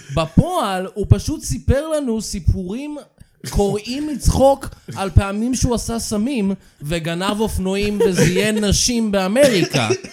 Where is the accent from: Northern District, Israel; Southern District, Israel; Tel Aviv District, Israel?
Tel Aviv District, Israel; Tel Aviv; אני תמיד גדלתי בתל אביב